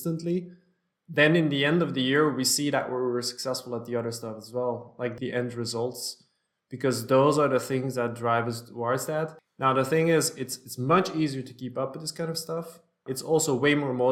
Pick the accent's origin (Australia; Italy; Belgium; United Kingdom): Belgium; also born or lived in New York State, United States / Antwerp, Belgium; I'm both a U.S. citizen and Belgian. My parents are Belgian, but we lived in the States when I was very small.